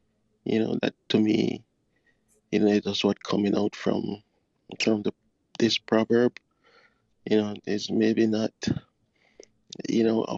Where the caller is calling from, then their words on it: Kingston, Jamaica; I am from, well, I'm located. I'm calling from Connecting True Clubhouse from Kingston, Jamaica.